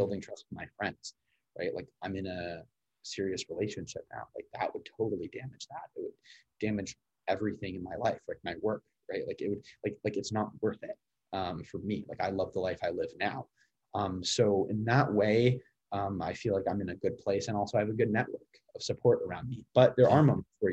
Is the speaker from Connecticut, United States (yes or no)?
yes; Connecticut, United States; accent: standard American; now in Washington, D.C., United States; I am originally from Connecticut